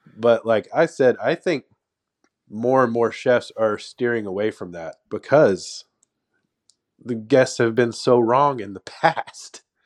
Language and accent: English; Texas, United States; I was born and raised in Texas